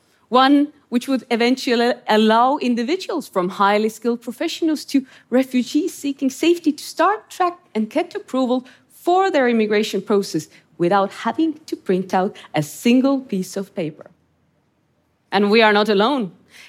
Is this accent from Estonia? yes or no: yes; Estonia; English is a second language; I grew up in Estonia under Soviet occupation, in a country locked up behind the thick wall of the Iron Curtain.